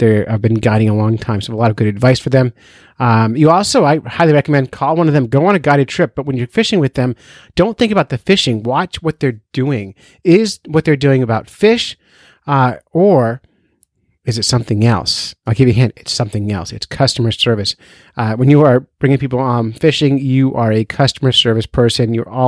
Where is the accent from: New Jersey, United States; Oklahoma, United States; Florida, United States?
New Jersey, United States; now in New Hampshire, United States; I'm from New Jersey